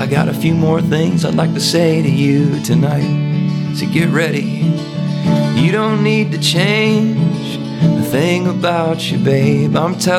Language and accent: English; Mississippi, United States; And by the time we left for college, I realized, oh my God, I'm a hippie from Mississippi.